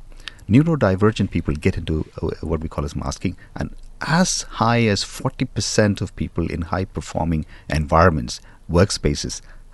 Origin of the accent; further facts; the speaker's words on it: London, United Kingdom; You know, I come from London and it's somewhat the same there as well.